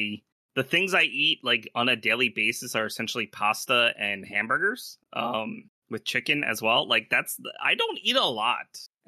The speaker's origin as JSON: {"language": "English", "town": "Philadelphia", "region": "Pennsylvania", "country": "United States", "moved": "as an adult", "said": "I'm from Philly"}